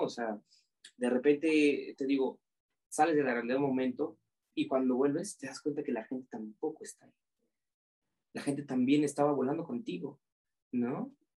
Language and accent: Spanish; Oaxaca, Mexico; yo siendo oaxaqueño